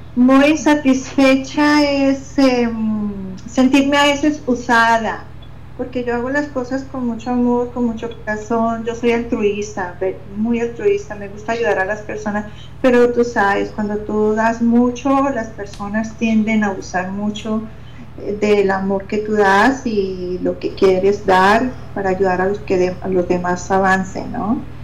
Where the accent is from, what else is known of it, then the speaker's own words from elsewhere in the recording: Pereira, Risaralda, Colombia; en la ciudad mía donde yo nací, en Colombia, en Pereira